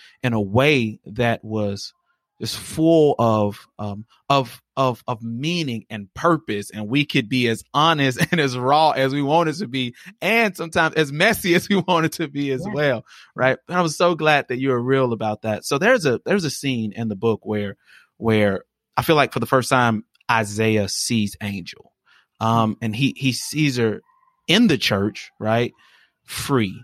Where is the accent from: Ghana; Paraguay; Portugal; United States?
United States; Birmingham, Alabama; growing up in Birmingham and being a preacher's kid myself